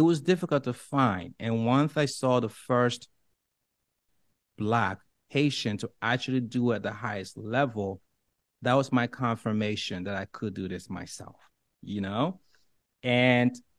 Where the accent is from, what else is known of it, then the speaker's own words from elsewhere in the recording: Liberia; English is a second language; moved away; I'm from Africa. I was born in the darkest of places, and it doesn't get more poverty than where I come from in Liberia